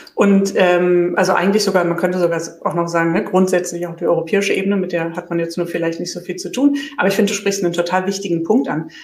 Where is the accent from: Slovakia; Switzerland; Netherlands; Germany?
Germany; Berlin; ich komme komm ja selbst aus Berlin und sende hier gerade sozusagen aus Berlin